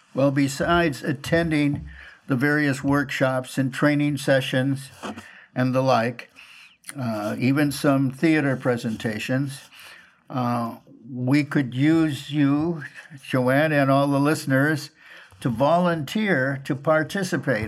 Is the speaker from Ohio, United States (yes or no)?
no; Minneapolis, Minnesota, United States; I grew up in North Minneapolis, 2723 Oliver Avenue North.